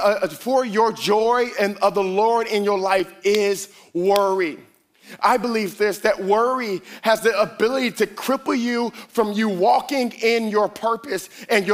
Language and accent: English; Miami, Florida, United States; I'm a Miami boy. I am from Miami